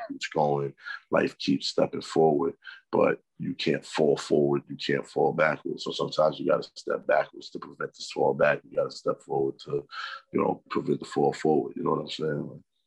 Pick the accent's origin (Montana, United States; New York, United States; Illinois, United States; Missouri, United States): New York, United States; New York City; I'm from Harlem